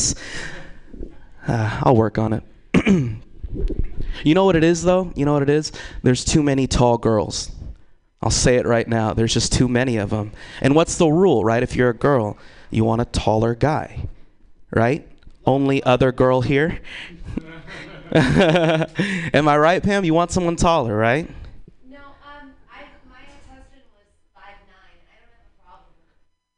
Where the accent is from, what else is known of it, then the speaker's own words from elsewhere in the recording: Vallejo, California, United States; now in Sacramento, United States; I'm from Vallejo